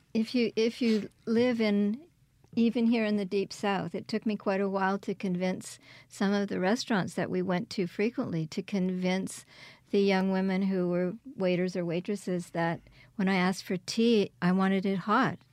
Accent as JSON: {"language": "English", "region": "Quebec", "country": "Canada", "tie": "born or raised there", "also_born_or_lived": "Kingston, Ontario", "moved": "yes", "lives_now": "Hattiesburg, United States", "said": "I was born in Kingston, Ontario, and raised in Quebec"}